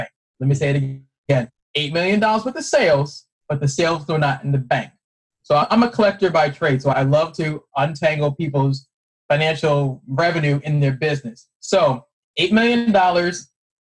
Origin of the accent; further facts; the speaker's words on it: Boston, Massachusetts, United States; moved away; I'm originally from Boston